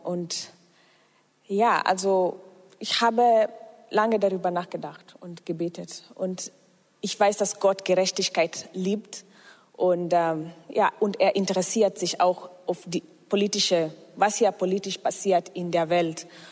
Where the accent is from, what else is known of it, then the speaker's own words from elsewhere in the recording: Kenya; now in Germany; Ich komme aus Kenia und ähm, ich bin auch fast seit zehn Jahren in Deutschland.